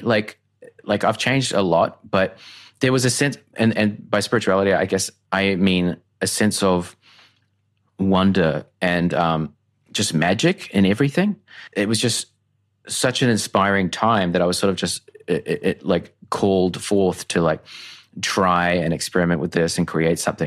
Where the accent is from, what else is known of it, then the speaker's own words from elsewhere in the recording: Tauranga, Bay of Plenty, New Zealand; now in Brisbane, Australia; I grew up in a small town, Tauranga, New Zealand